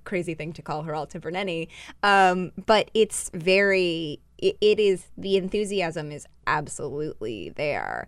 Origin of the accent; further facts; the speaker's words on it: Utah, United States; I'm from Utah